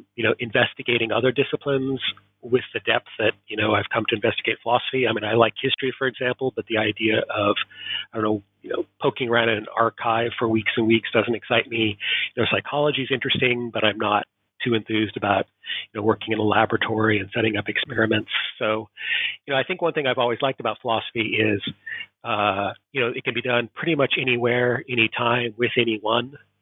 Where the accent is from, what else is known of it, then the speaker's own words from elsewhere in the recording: Portland, Oregon, United States; moved away as an adult; also born or lived in East Coast, United States / Southern California; now in Edinburgh, United Kingdom; I was born and raised in Portland, Oregon in the United States